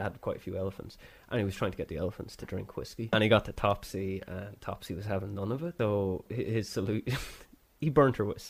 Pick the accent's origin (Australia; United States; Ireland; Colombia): Ireland; We're Irish